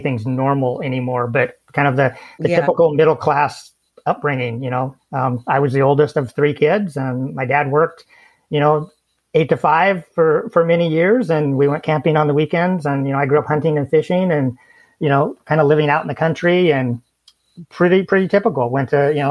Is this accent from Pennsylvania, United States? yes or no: no; southwestern Idaho, United States; also born or lived in Washington State; now in Washington, United States; I grew up in southwestern Idaho, currently live in southwestern Washington State.